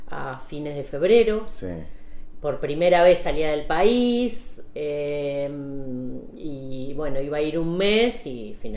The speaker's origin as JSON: {"language": "Spanish", "town": "Saladillo", "region": "Buenos Aires Province", "country": "Argentina", "tie": "born or raised there", "also_born_or_lived": "La Plata", "said": "yo eh, nací en La Plata, pero me crié en Saladillo. Sí. Provincia de Buenos"}